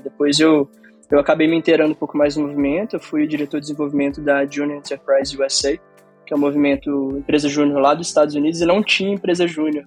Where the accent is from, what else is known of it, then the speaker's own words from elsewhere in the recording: Belo Horizonte, Minas Gerais, Brazil; moved away as an adult; Eu sou de Belo Horizonte, fiquei oito anos fora da cidade e retornei agora